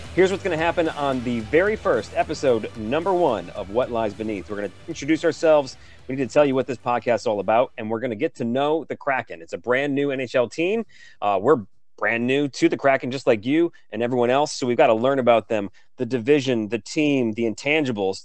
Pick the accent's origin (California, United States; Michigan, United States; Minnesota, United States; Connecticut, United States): Michigan, United States; Detroit; now in Seattle, United States; I grew up in Detroit, Michigan